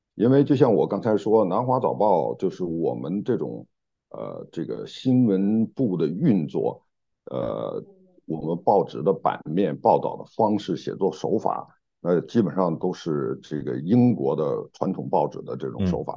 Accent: China; moved away as an adult; also born or lived in United Kingdom; now in Hong Kong; 在中国大陆出生长大嗯，嗯。然后呢，这个九一年去英国，九三年来香港

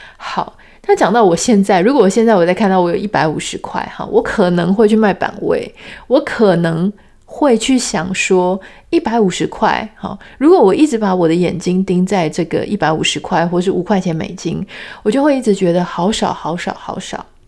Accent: Taiwan; 我们从小在台湾长大

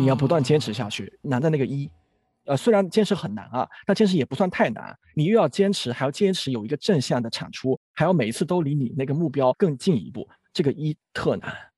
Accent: Fujian, China; moved away as an adult; also born or lived in Chongqing; now in Beijing, China; 我其实也来自一个福建的一个小县城

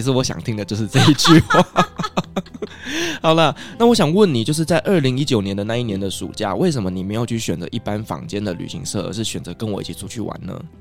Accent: Taiwan; 我们台湾人能接受的

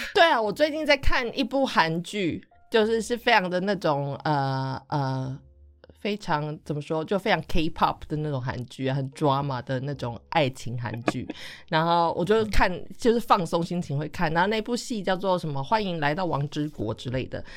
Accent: Taichung, Taiwan; also born or lived in countryside (unnamed) with grandparents; 我没有办法要在我出生长大的大都市台中市上小学

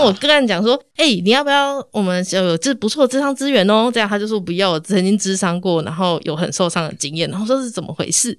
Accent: Tainan, Taiwan; 我是台南人

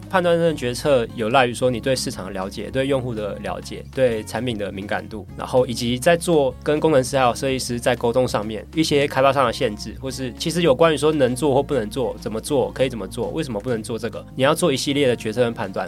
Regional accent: Taiwan; 因为我是台湾人

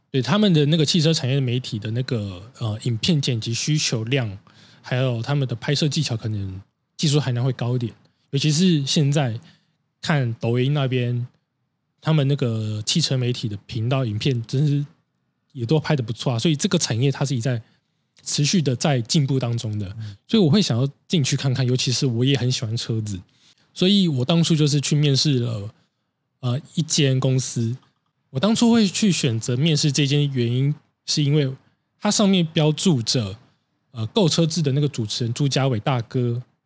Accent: Taiwan; 我们台湾人

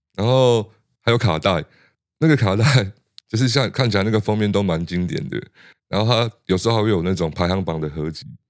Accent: Hualien, Hualien County, Taiwan; moved away; 回到花莲，就我们，我故乡那边

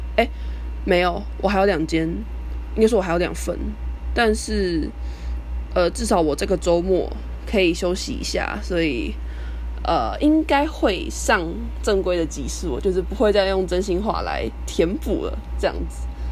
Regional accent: Kaohsiung, Taiwan; 我就是高雄人

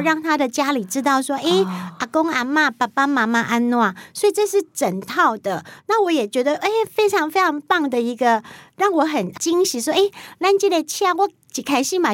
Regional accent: Pingtung County, Taiwan; 我是来自国境之南，冰东武村跟武碧

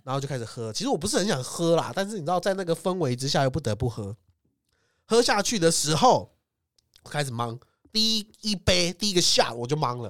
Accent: Taiwan; 我们台湾人尺度超大

